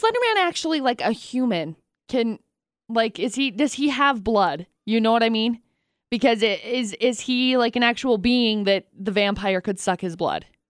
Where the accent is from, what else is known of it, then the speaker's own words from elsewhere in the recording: Brigham City, Utah, United States; also born or lived in Tremonton, Utah; I grew up in Tremonton and Brigham City